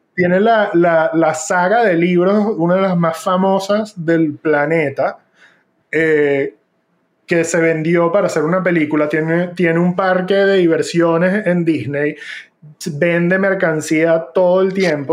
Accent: Venezuela; moved away; yo me fui de Venezuela

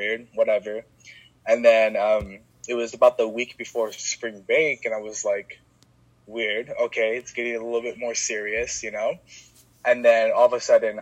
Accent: Stockton, California, United States; also born or lived in Chico, California; I actually ended up moving back to my hometown, Stockton

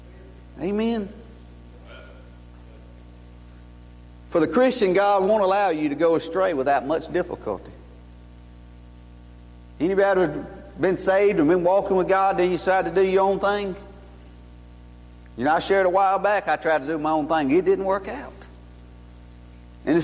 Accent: Columbus, Georgia, United States; now in Stoneville, United States; I was born in Columbus, Georgia, 1971

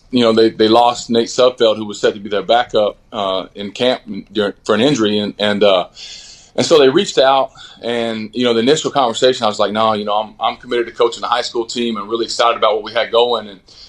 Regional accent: Texas, United States; growing up in Texas

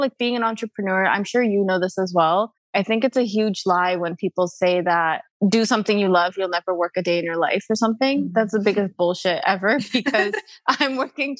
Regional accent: Canada; also born or lived in London; I'm Canadian

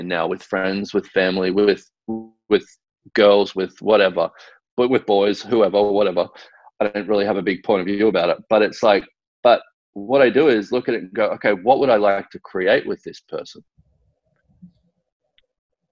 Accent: Australia; growing up in Australia

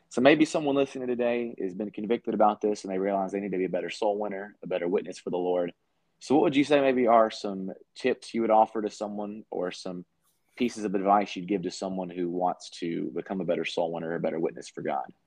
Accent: United States; as an American

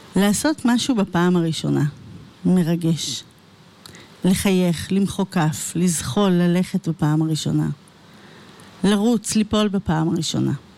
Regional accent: Ra'anana, Central District, Israel; נולדתי, אה, באמצע מלחמת יום כיפור, וגדלתי ברעננה

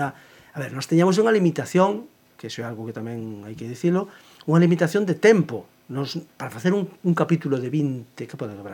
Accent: Cangas, Galicia, Spain; accent: seseo (Cangas); first language Galician; de Cangas, evidentemente, non o nego, e agora procuro, e agora procuro eh, a que miña fonética non, non pareza en certos aspectos, por exemplo, Por exemplo, en, en Cangas non decimos, non pronunciamos o xe, o xe

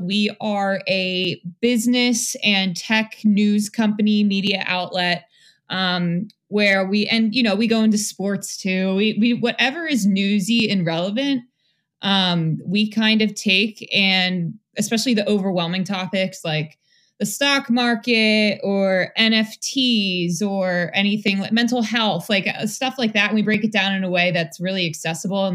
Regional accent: Lansdowne, Pennsylvania, United States; moved away as an adult; also born or lived in Connecticut / Bangor, Maine; I grew up right outside of Philadelphia, Lansdowne, Pennsylvania

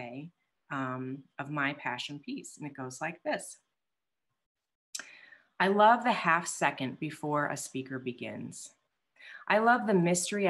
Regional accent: Midwest, United States; I'm also from the Midwest

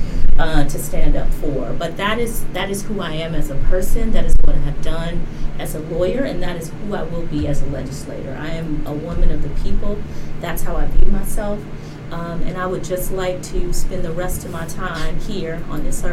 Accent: Cleveland, Ohio, United States; I'm a little black girl from Cleveland, Ohio, you know. I grew up in the Rust Belt, a big union town.

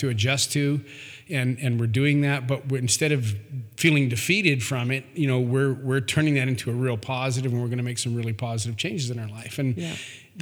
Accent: Canada; now in United States; I'm from Canada. We now live in the U.S.

